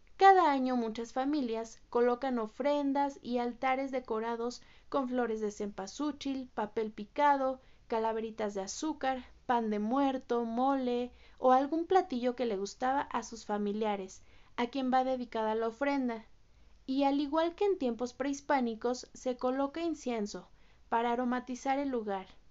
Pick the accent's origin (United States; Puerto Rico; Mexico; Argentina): Mexico; como mexicanos